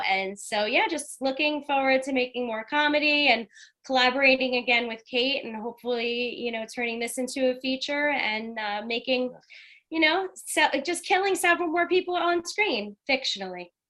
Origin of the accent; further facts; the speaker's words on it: New York City, New York, United States; I'm from Staten Island.